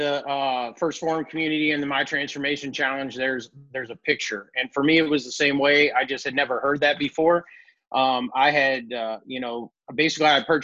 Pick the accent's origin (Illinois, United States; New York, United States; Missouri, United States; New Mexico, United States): Illinois, United States; Columbia; I'm from St. Louis area in Columbia, Illinois